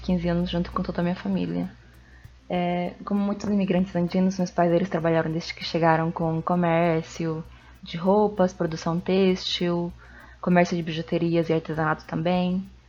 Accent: Cusco, Peru; now in Uberlândia, Brazil; eu sou de Cusco, Peru

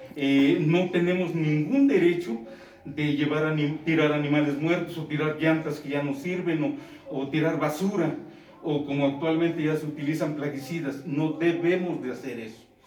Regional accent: Mexico; siendo mexicanos, siendo de la región

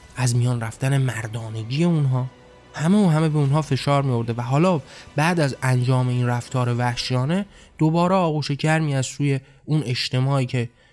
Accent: Iran; من هم در همون کشور به دنیا آمدم در همون کشور زندگی کردم با همون فرهنگ بزرگ شدم

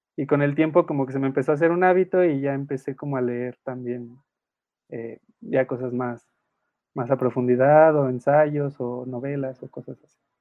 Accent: Querétaro, Mexico; yo soy de Querétaro

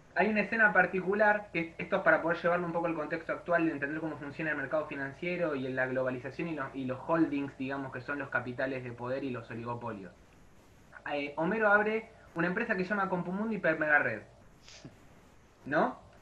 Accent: Argentina; nosotros como Argentina

